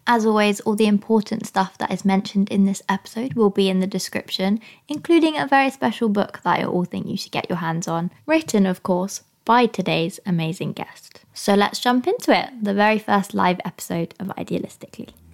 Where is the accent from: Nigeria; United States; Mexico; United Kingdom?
United Kingdom; Cheltenham, South West England; I'm from Cheltenham